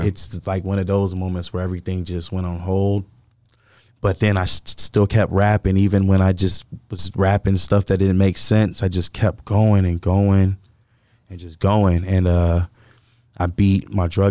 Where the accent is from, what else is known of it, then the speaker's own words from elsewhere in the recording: Lancaster, California, United States; also born or lived in Florida; when I was five, I moved to California.